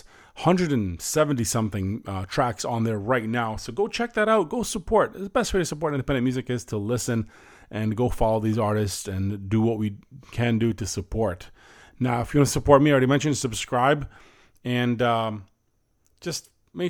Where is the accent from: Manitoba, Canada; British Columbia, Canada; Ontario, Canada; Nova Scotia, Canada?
Ontario, Canada; Windsor; currently residing in my hometown right now, Windsor, Ontario